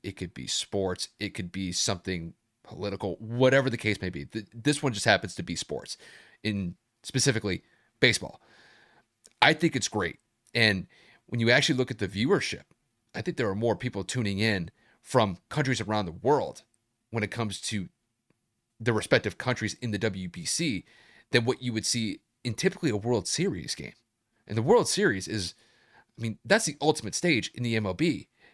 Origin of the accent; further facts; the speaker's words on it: United States; I'm from the United States, and this is where I reside.